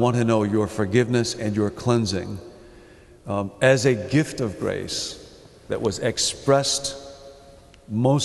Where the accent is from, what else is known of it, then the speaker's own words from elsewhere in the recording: Chicago, Illinois, United States; I come from Chicago